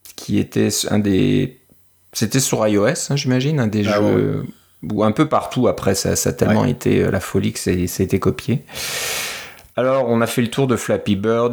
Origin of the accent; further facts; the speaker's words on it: France; en, tant que Français